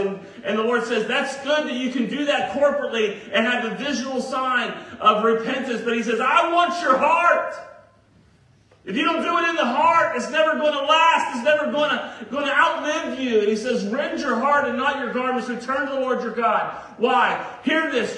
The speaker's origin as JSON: {"language": "English", "town": "Virginia Beach", "region": "Virginia", "country": "United States", "tie": "born or raised there", "said": "I remember growing up in Virginia Beach where it would get really hot in the summers"}